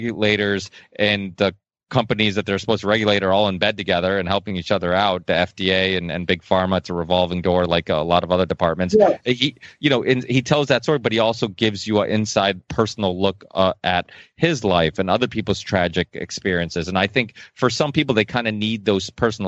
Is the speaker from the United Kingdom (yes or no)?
no; Portugal; I was born in Portugal